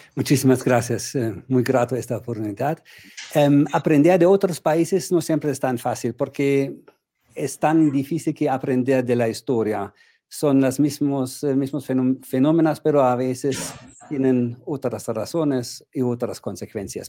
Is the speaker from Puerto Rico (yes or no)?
no; Germany